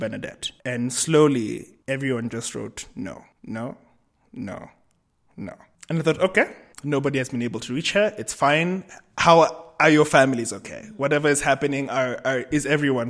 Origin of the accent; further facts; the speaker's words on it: Kenya; also born or lived in Cape Town / Amsterdam; I am Kenyan, but I live between Nairobi, Cape Town, and Amsterdam.